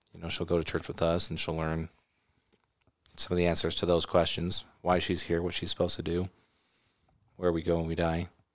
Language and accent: English; California, United States; I grew up in California